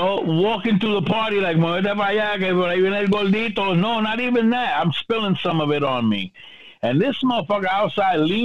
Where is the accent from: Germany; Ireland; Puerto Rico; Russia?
Puerto Rico; now in New York City, United States; I'm prideful and privileged not only as a Boricua, but also as a New York City resident, and also I'm an island boy, but a New York City resident